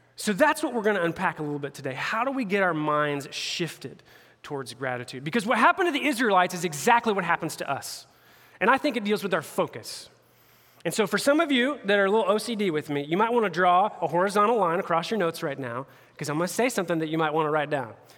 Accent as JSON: {"language": "English", "region": "Indianapolis area", "country": "United States", "tie": "born or raised there", "said": "I'm a Pacers fan. I'm a homeboy. like all my hometown teams"}